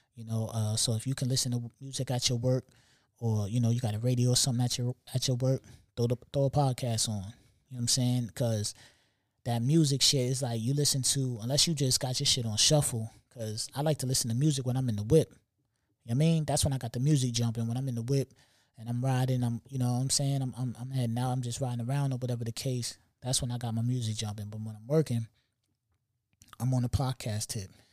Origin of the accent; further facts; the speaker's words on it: New York City, New York, United States; I'm from New York